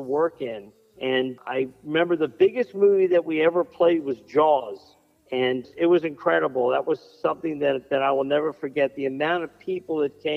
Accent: Silver Spring, Maryland, United States; also born or lived in Washington, D.C.; I was born here in D.C., although when I was about four, we moved out to Montgomery County. We lived in a town called Silver Spring, Maryland, which is a stone's throw from the district line.

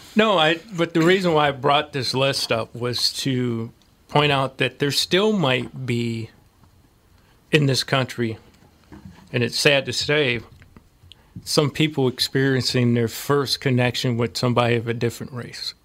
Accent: St. Louis, Missouri, United States; moved away; St. Louis.

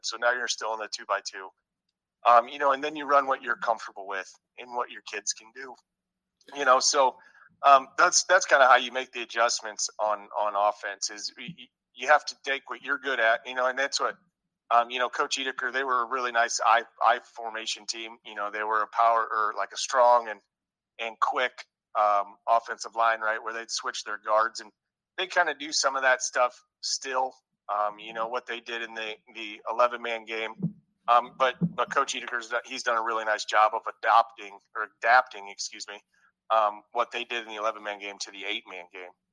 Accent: Northwest Iowa, United States; moved away as an adult; I'm originally from Northwest Iowa

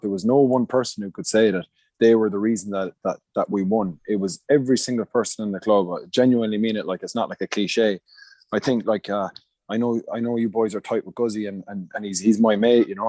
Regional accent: Munster, Ireland; moved away as an adult; I grew up in Munster

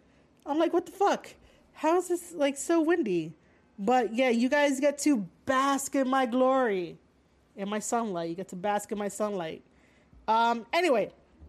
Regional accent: Bronx, New York, United States; I am from Bronx, New York.

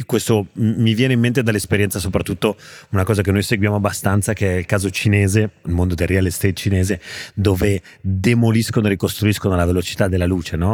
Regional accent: Genoa, Liguria, Italy; sono un genovese

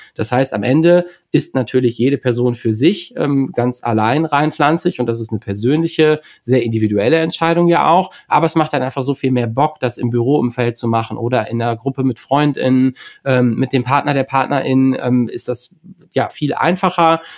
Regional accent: Bremen, Germany; ich bin ähm, äh, in der Nähe von Bremen geboren und sitze jetzt auch wieder in Bremen

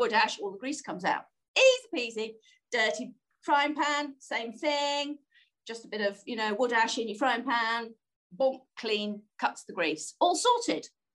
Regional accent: United Kingdom

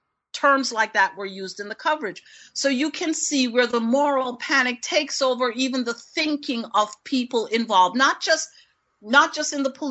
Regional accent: Queens, New York, United States; I grew up in Queens.

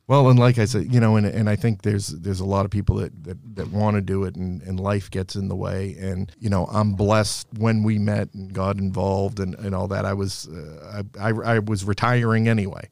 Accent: Somerville, Massachusetts, United States; I grew up in Somerville. I went to school at Malden Catholic

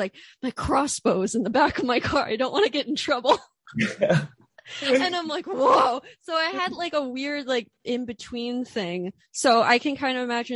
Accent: Orefield, Pennsylvania, United States; moved away; also born or lived in Philadelphia; I'm from Orfield, Pennsylvania, which is like, it's like the suburbs right before the middle of nowhere.

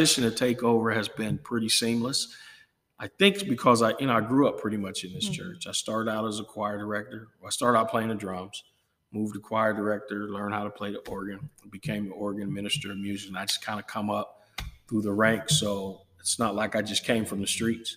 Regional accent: Akron, Ohio, United States; now in Chillicothe, United States; I grew up in Akron

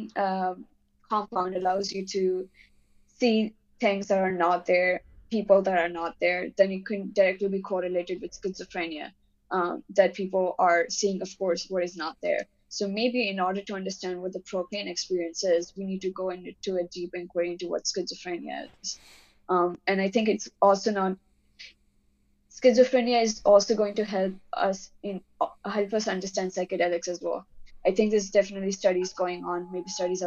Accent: India; I'm Indian

